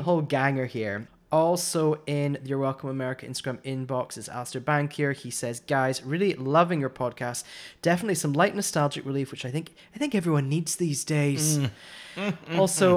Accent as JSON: {"language": "English", "region": "Scotland", "country": "United Kingdom", "said": "I'm the Scottish one"}